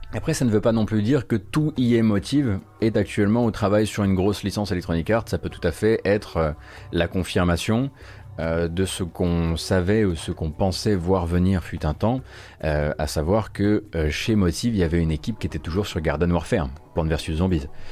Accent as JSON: {"language": "French", "town": "Saint-Avold", "region": "Grand Est", "country": "France", "tie": "born or raised there", "said": "Mais je suis pas né dans la Fench, moi. Attention, je suis né à Saint-Avold"}